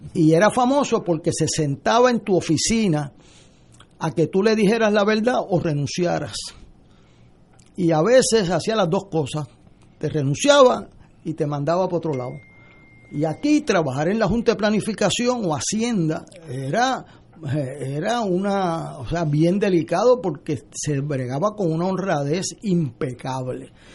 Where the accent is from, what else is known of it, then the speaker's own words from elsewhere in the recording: Puerto Rico; para mí me duele como puertorriqueño